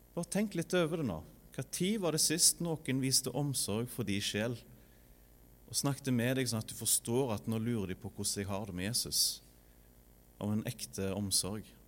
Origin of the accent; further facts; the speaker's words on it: Norway; moved away as an adult; now in Sandnes, Norway; er vokst opp i Frønsdal